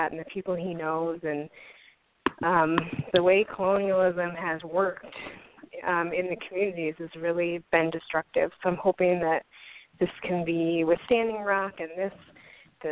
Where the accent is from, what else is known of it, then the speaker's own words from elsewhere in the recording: Minnesota, United States; growing up in Minnesota as a white person